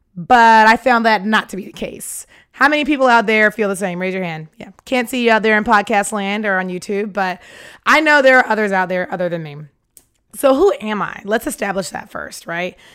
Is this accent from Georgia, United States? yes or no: yes; Atlanta, Georgia, United States; I'm from Atlanta, Georgia